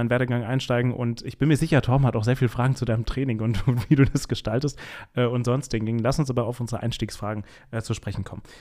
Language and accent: German; Bad Kreuznach, Rhineland-Palatinate, Germany; Ah ja, mein Geburtsort.